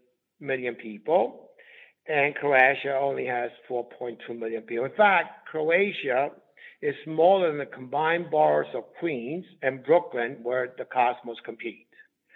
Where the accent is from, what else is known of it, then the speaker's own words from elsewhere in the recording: Southern Italy, Italy; I come from Southern Italy